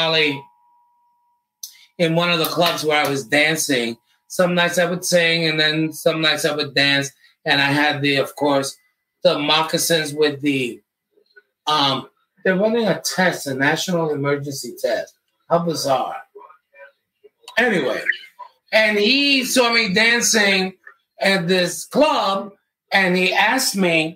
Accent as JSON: {"language": "English", "town": "New York City", "region": "New York", "country": "United States", "tie": "born or raised there", "also_born_or_lived": "Manhattan / Coney Island", "said": "And then I was raised in Brooklyn. And Brownsville, Brooklyn"}